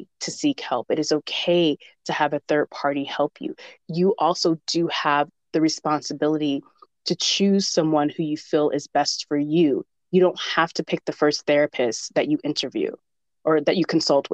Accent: the South, United States; I'm from the South

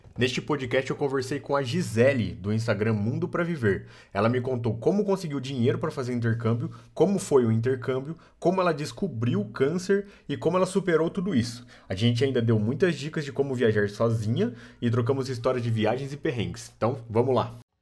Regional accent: Aguaí, São Paulo, Brazil; moved away; Eu sou de Aguaí.

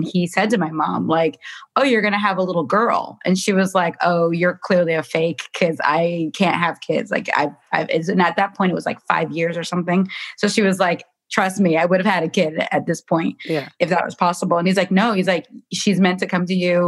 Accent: Bristol, Connecticut, United States; moved away as an adult; now in Los Angeles, United States; I was born in Connecticut in a small town called Bristol

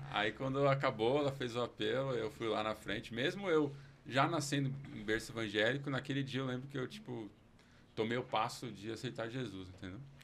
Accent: São Paulo, Brazil; eu nasci aqui em São Paulo, cresci, vivi aqui

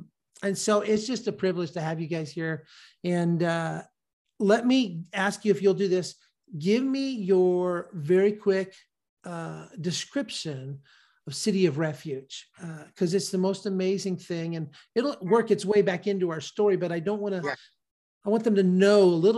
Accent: Sacramento, California, United States; two people that I've known for a long, long time from my hometown of Sacramento

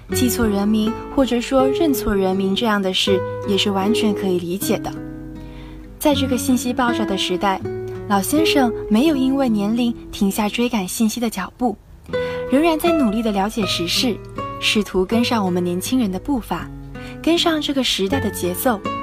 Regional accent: Hangzhou, Zhejiang, China; moved away as an adult; now in Nanjing, China; 来自浙江杭州。我在南京大学

